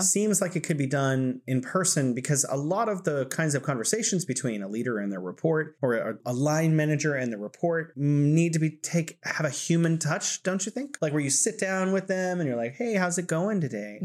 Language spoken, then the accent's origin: English; United States; as an American